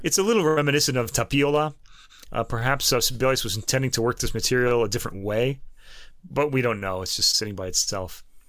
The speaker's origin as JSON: {"language": "English", "country": "United States", "said": "we're American"}